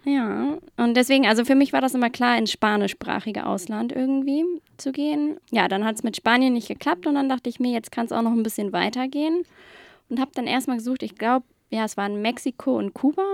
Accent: Hamburg, Germany; ich komme aus Hamburg, bin ganz gebürtige Hamburgerin, war hier in der Schule im Studium

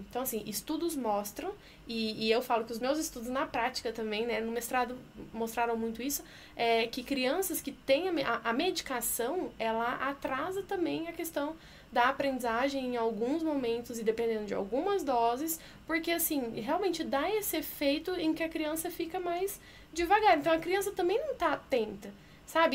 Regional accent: Sinop, Mato Grosso, Brazil; moved away as an adult; also born or lived in Belo Horizonte; now in São Paulo, Brazil; eu sou de Sinop, interior do Mato Grosso

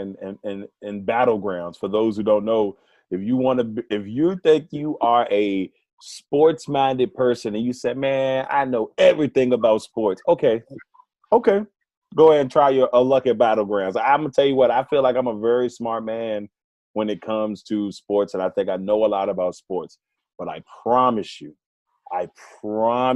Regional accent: Amelia County, Virginia, United States; my hometown team colors are green and gold in Amelia County

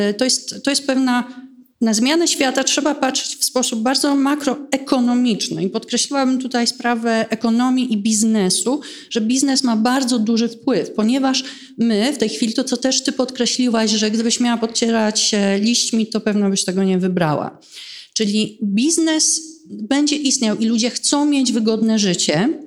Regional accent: Warsaw, Masovian Voivodeship, Poland; I dlaczego ja, która pochodzę z Polski, mieszkam w Warszawie, nie mogę zrobić czegoś, co jest na skalę światową

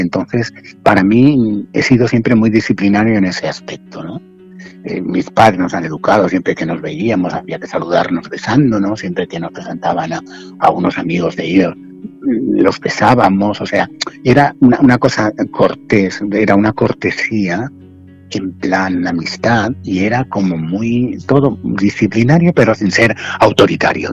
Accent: Alicante, Valencian Community, Spain; moved away as an adult; also born or lived in Madrid; soy alicantino

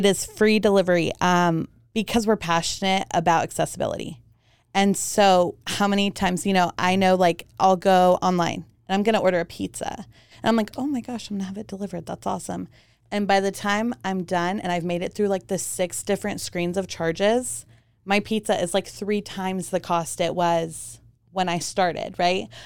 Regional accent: Germany; moved away; also born or lived in Romania / Hawaii; I was born in Germany and I'm Romanian.

